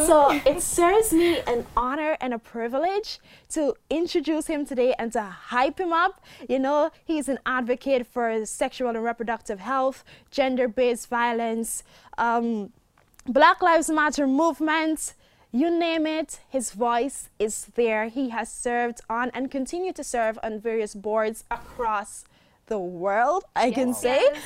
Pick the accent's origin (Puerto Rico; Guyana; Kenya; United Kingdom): Guyana; my home country, Guyana